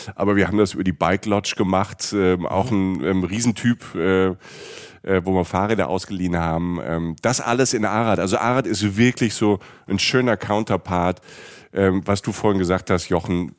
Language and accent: German; Germany; wir als Deutsche